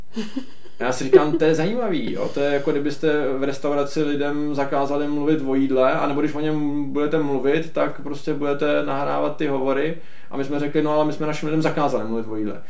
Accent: Czechia; jsme Češi

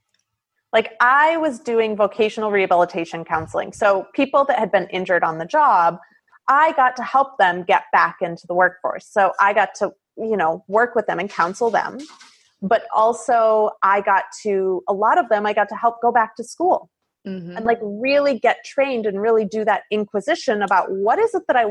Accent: Midwest, United States; moved away as an adult; also born or lived in Italy / Seattle area; I grew up in the Midwest

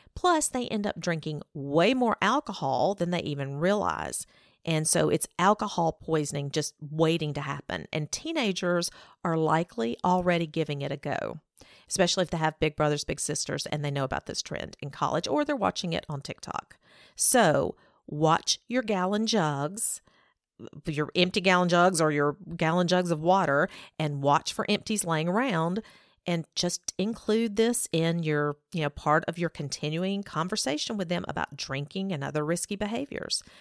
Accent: Alabama, United States; growing up in Alabama

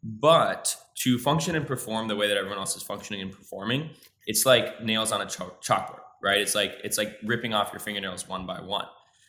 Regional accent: Midwest, United States; I grew up in the Midwest. It's dark most of the year. It's cold.

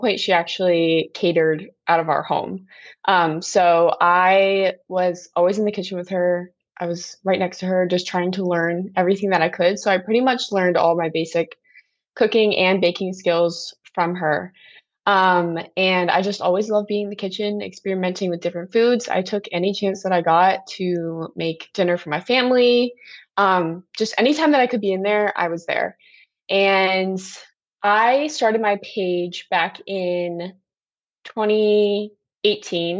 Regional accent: New Jersey, United States; now in Virginia, United States; I'm originally from New Jersey

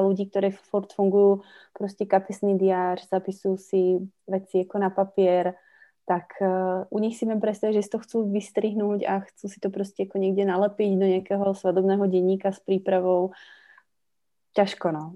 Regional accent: Slovakia; moved away as an adult; also born or lived in Czech Republic (born) / Havířov / Karviná; now in Czech Republic; A do nějaké doby v dětstve jsem prepínala, to znamená vlastně u české babičky český, na Slovensku slovenský.

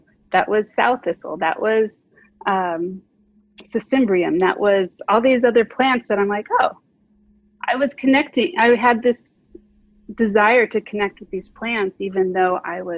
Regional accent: Phoenix, Arizona, United States; now in California, United States; I grew up in Phoenix, Arizona.

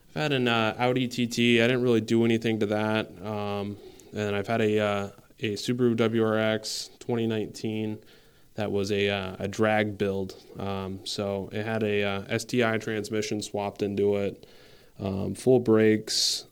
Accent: San Antonio, Texas, United States; now in Saint Albans, United States; I'm originally from San Antonio, Texas, um, for most of my life, but, uh, I'm here in Saint Albans, Vermont now

